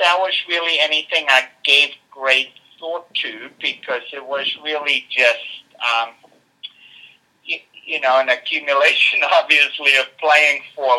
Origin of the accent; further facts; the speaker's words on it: South Africa; nearly as many as when I was a kid growing up in South Africa, I can tell you.